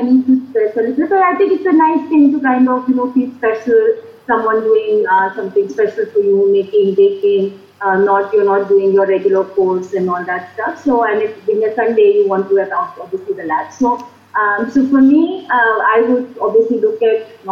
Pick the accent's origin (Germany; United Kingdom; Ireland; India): India; also born or lived in United States; as an Indian and probably the culture that we come from, we care for our parents, we live with our parents